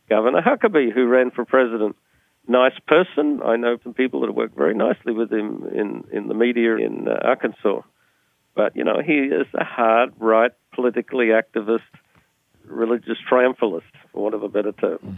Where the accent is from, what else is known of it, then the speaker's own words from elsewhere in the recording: Australia; now in United States; When I came from Australia, we used to do essays even in high school. I come to the US, and they just multiple choice.